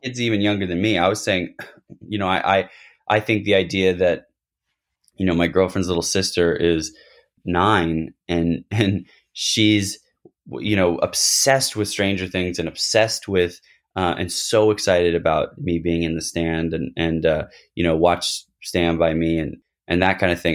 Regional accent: United States; also born or lived in Los Angeles; I was born in the States

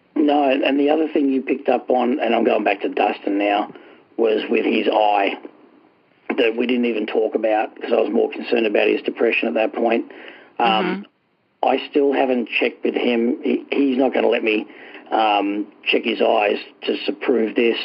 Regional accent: Australia; moved away as an adult; now in New Hampshire, United States; I'm originally from Australia. Um, I came over here uh, in 2000, the year 2000.

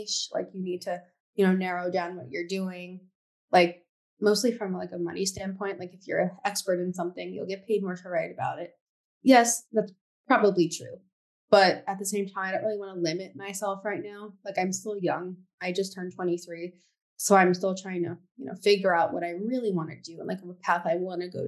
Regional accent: New York City, New York, United States; I grew up in New York City

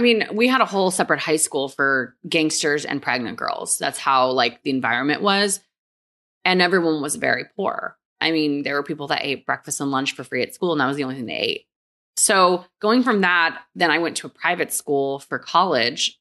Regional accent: San Antonio, Texas, United States; also born or lived in Korea; I was born in Korea and then moved to Texas when I was four.

